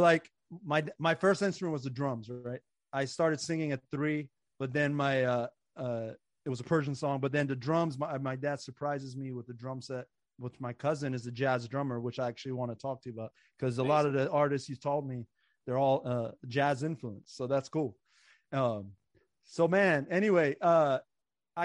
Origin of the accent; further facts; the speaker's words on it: Montgomery County, Maryland, United States; I grew up in Montgomery County